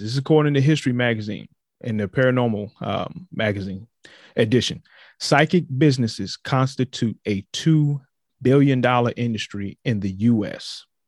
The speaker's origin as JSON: {"language": "English", "region": "Virginia", "country": "United States", "said": "My home state of Virginia"}